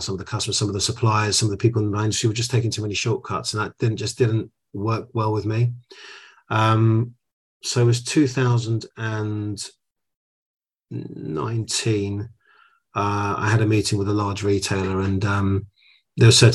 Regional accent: United Kingdom; first generation, born in the UK. I'm a British Greek, as it were. My dad came on a boat

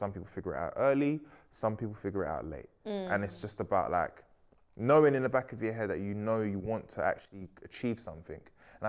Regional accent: Sierra Leone; I'm from Sierra Leone, bro. My dad was not speaking like that.

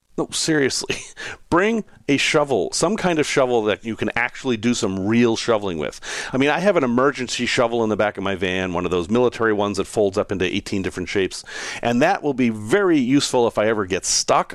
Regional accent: New England, United States; moved away; I grew up in New England and we had a lot of snow and I enjoyed it.

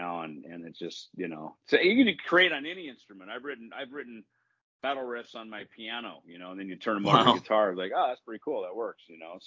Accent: the Midwest, Minnesota, United States; a lot of cover bands in Minnesota, because you know that was the gig in where I grew up in the Midwest.

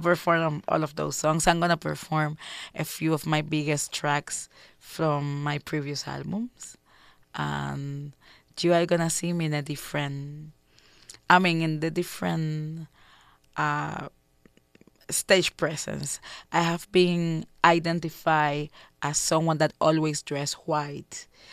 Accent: Havana, Cuba; I was born in Cuba

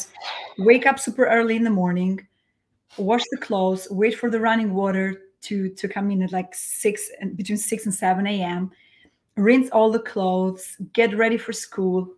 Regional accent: Fier, Fier County, Albania; first language Albanian; English is a second language; moved away as an adult; now in New York, United States; I was born and raised in Albania in a very, very small town called Hoxhar Ere in the city of Fier

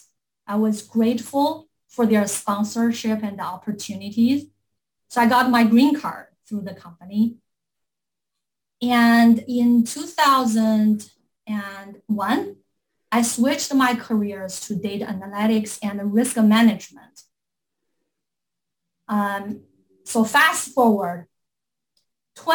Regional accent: Beijing, China; English is a second language; moved away as an adult; now in United States; I'm from Beijing, China

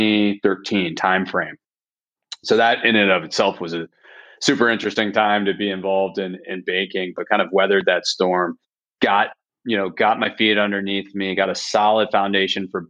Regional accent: Annapolis, Maryland, United States; moved away as an adult; also born or lived in Delaware / San Francisco; I grew up on the East Coast back in Annapolis

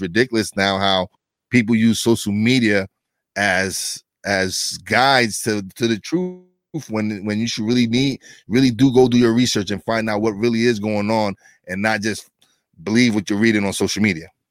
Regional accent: New York City, New York, United States; I'm from East New York, Brooklyn. It was one of the worst neighborhoods in New York City

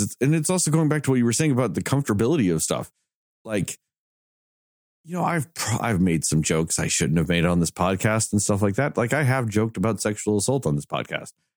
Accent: the South, United States; we're all from the South

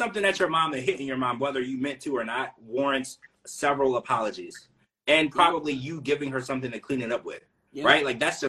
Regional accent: Louisiana, United States; I was raised in Louisiana

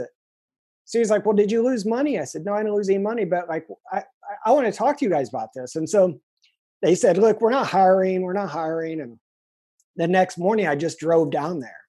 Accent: Indiana, United States; moved away as an adult; now in San Diego, United States; I'm from Indiana

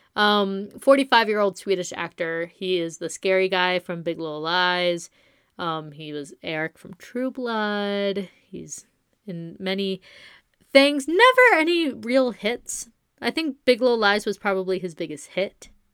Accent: Coachella Valley, California, United States; I'm from the Coachella Valley

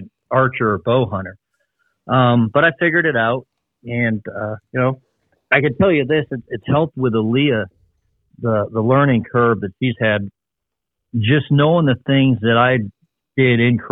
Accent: Ohio, United States; also born or lived in Northern Michigan; my family and I'm from Northern Michigan, and we moved to Ohio when I was really young

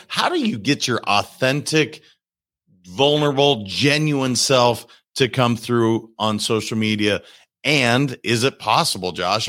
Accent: Montana, United States; I'm from Montana

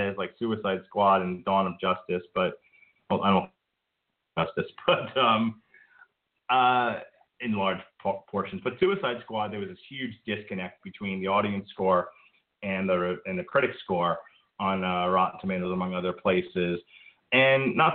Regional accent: New York, United States; moved away; growing up in New York

